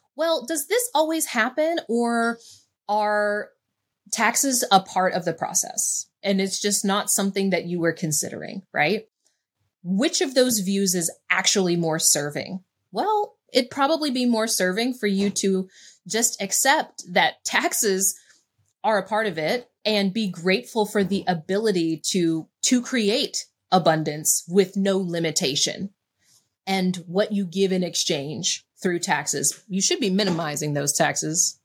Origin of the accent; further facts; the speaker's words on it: West Virginia, United States; I made being from West Virginia mean that I was poor, that I wasn't intelligent enough to figure things out, that I, you know, was just a small town girl